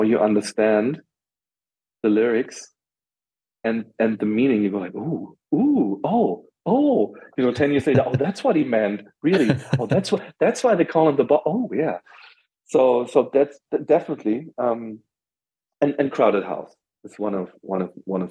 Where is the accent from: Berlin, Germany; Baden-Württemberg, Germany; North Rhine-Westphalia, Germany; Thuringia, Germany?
Berlin, Germany; I'm from West Berlin